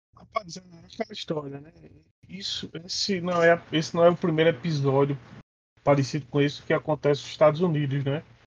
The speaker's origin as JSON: {"language": "Portuguese", "region": "Northeast Region", "country": "Brazil", "accent": "nordestino", "moved": "yes", "said": "Eu tenho um sotaque nordestino carregado, pesado"}